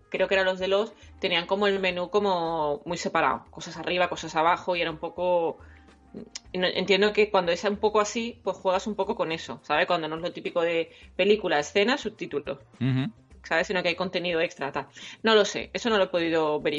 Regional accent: Andalusia, Spain; accent: Andalusian

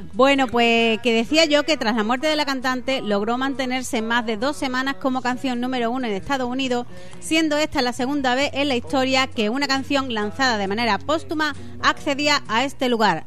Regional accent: Málaga, Andalusia, Spain; Yo estoy de Málaga.

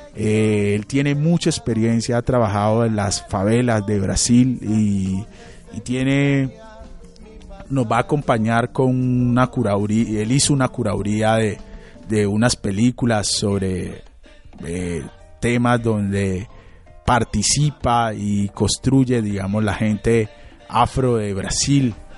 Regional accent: Quito, Pichincha, Ecuador; moved away as an adult; now in Medellín, Colombia; yo nací en Quito, yo nací en Quito, crecí en Quito

